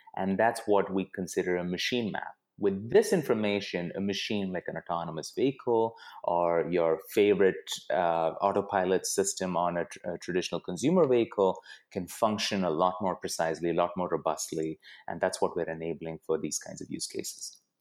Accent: Bangalore, Karnataka, India; moved away as an adult; also born or lived in Pittsburgh, United States / Bay Area, United States; now in United States; I grew up in India. I mo-, I grew up in Bangalore

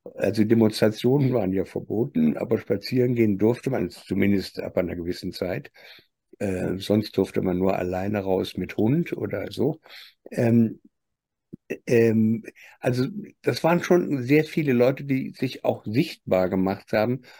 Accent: Germany; nachdem wir gerade in Deutschland 70 Jahre aufgewachsen sind

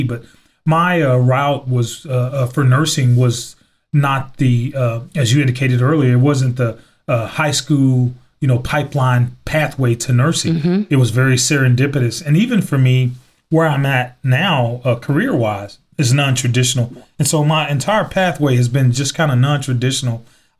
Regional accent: West Monroe, Louisiana, United States; moved away as an adult; also born or lived in Anchorage, Alaska; I'm from the Delta, Northeast Louisiana, the Mississippi Delta area where the Doug Dynasty guys are from, actually from West Monroe, Louisiana. So if one can imagine leaving Louisiana in 1987 and around October, headed to Anchorage, Alaska.

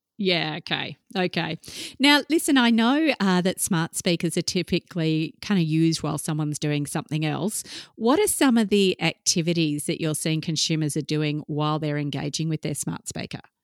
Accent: Australia; being an Australian researcher

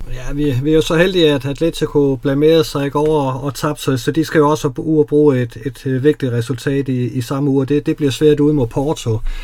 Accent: Odense, Southern Denmark, Denmark; jeg er jo fra Odense

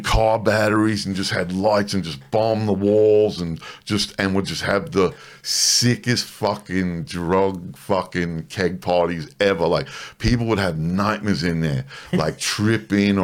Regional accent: New York City, New York, United States; moved away as an adult; also born or lived in Bronx, New York; now in Canberra, Australia; I grew up in a town called Woodside, Queens

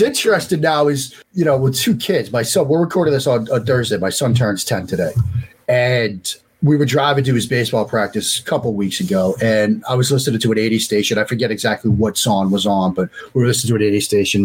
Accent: Waltham, Massachusetts, United States; now in Maryland, United States; Waltham, the, the town I grew up outside outside Boston.

